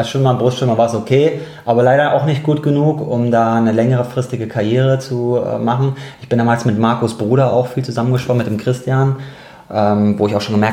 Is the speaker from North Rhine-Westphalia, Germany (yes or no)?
no; Darmstadt, Hesse, Germany; moved away as an adult; now in Cologne, Germany; Genau, also ich komme ursprünglich eigentlich aus Darmstadt, gar nicht aus Köln und bin hier nur zum Studium 2005